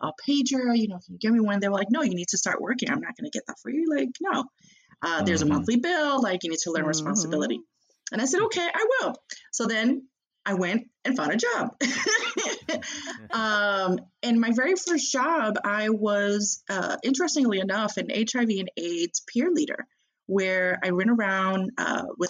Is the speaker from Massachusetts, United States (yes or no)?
yes; Boston, Massachusetts, United States; moved away as an adult; now in Chicago, United States; my home state, hometown of Boston, Massachusetts